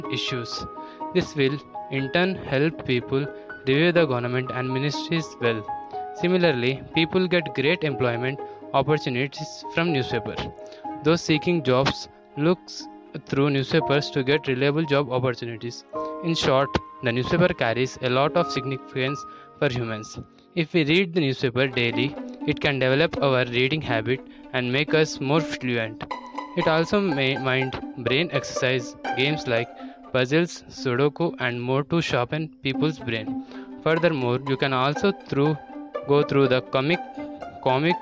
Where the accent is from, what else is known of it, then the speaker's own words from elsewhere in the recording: Bhavnagar, Gujarat, India; I am from Bhavnagar